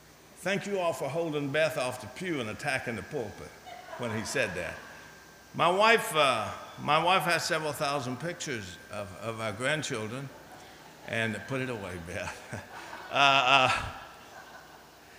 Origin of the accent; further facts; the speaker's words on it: Virginia, United States; moved away; my hometown in Virginia